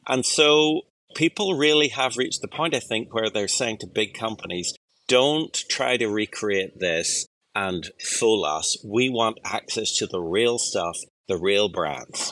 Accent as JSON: {"language": "English", "country": "Ireland", "said": "I'm an Irish person"}